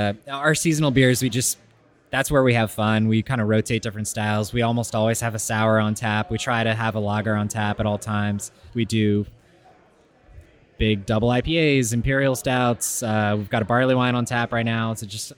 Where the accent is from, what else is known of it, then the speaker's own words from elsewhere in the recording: Maryland, United States; We're all from Maryland, born and raised.